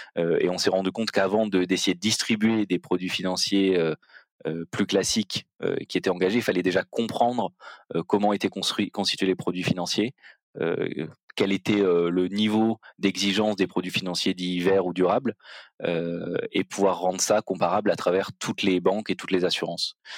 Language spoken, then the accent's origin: French; Marseille, Provence-Alpes-Côte d'Azur, France; moved away; also born or lived in Belgium; je suis originaire de Marseille